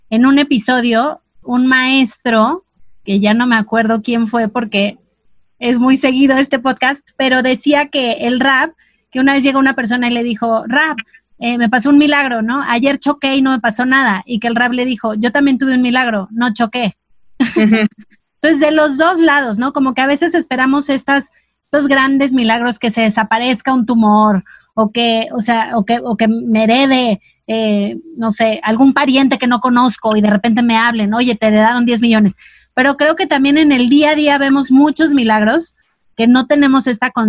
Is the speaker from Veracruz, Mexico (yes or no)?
no; Mexico City, Mexico; Soy chilanga también.